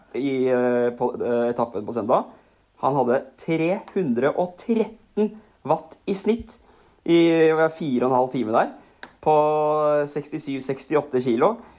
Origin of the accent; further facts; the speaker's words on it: Asker, Akershus, Norway; hjemme på Billingstad i Asker